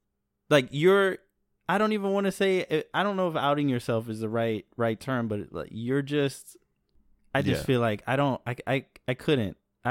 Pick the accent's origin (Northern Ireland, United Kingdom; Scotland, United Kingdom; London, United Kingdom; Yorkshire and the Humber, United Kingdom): Northern Ireland, United Kingdom; I came from a society. I grew up in Northern Ireland in the Troubles.